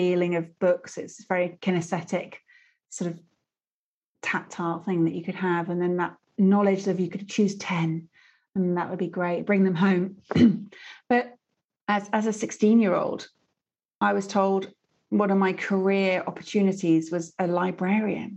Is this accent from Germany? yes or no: no; Stratford-upon-Avon, West Midlands, United Kingdom; I grew up in Stratford-upon-Avon